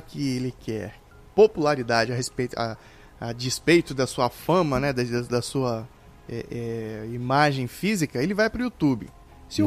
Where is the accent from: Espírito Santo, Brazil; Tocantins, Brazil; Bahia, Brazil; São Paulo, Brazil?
Espírito Santo, Brazil; Vitória; eu sou de Vitória, Espírito Santo